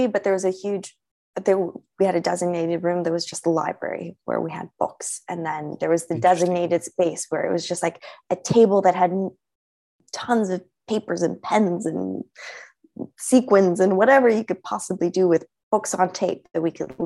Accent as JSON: {"language": "English", "town": "Los Angeles", "region": "California", "country": "United States", "tie": "born or raised there", "said": "I was born and raised in Los Angeles"}